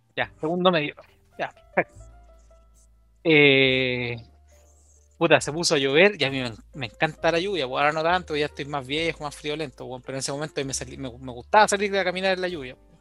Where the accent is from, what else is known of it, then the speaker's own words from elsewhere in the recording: Santiago, Santiago Metropolitan Region, Chile; llegué caminando a Campo de Deporte con Ida Raza, donde quedaba mi colegio